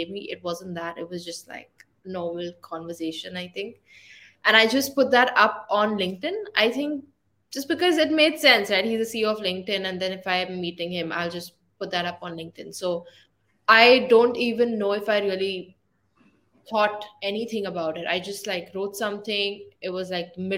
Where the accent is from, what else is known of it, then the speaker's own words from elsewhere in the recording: India; moved away as an adult; also born or lived in Ireland; I'm from India